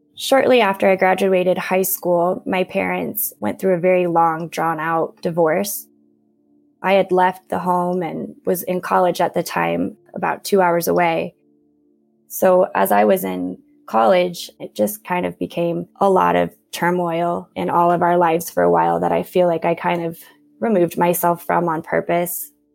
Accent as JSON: {"language": "English", "town": "Downs", "region": "Illinois", "country": "United States", "tie": "born or raised there", "also_born_or_lived": "Nashville, Tennessee / Madrid, Spain", "said": "I was born in Nashville, Tennessee, and then we up and moved out kind of to the middle of nowhere in central Illinois to a really small village called Downs."}